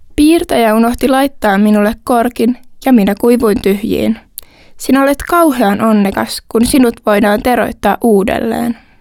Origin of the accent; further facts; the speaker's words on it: Tampere, Pirkanmaa, Finland; tuun Tampereelta ja oon 25-vuotias.